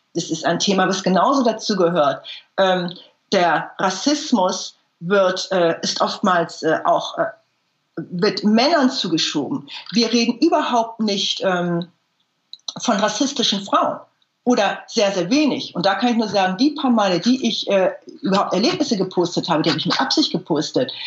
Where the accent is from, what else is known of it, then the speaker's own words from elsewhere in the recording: Germany; ich bin eine Deutsche, ich bin keine Ausländerin